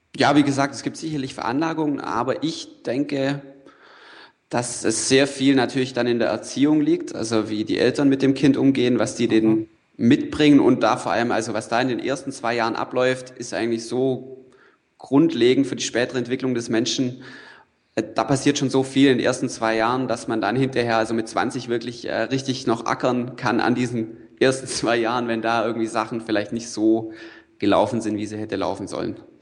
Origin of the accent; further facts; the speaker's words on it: Allgäu, Bavaria, Germany; moved away as an adult; also born or lived in Freiburg; ich komme vom Land, ja, ich komme aus dem Allgäu